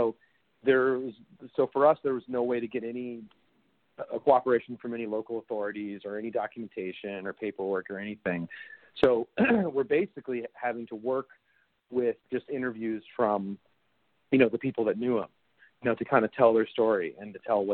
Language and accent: English; Minneapolis, Minnesota, United States; I'm from Minneapolis, Minnesota. And so, so I'm from very, you know, a very close nearby suburb